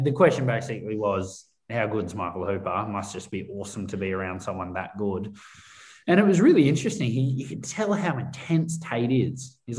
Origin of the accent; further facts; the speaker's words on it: Australia; because I think we forget as Aussie fans who aren't overly tribal with our state sides.